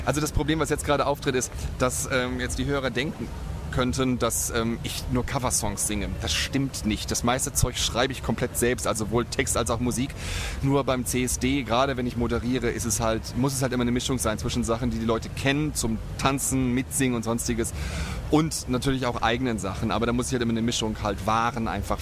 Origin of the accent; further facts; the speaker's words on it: Germany; moved away as an adult; now in Cologne, Germany; ursprünglich komme ich aus der Nähe von Bremen, aus der norddeutschen Tiefebene. Aber ich lebe jetzt seit 19 Jahren sehr glücklich in Köln